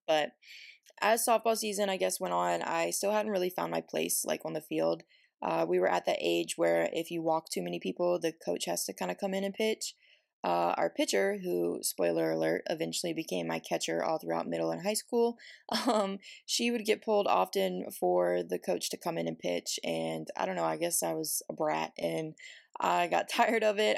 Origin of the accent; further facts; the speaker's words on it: Virginia, United States; moved away as an adult; now in Oregon, United States; I'm originally from Virginia